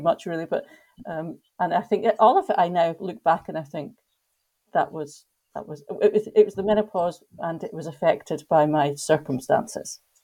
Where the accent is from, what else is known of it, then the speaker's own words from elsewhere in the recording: Scotland, United Kingdom; moved away as an adult; now in Egypt; I'm from Scotland, but I actually live in Egypt